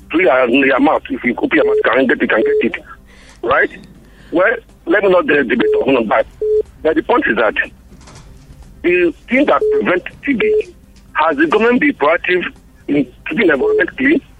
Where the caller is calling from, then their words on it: Bukuru, Plateau, Nigeria; from Bukuru, the voice of the masses.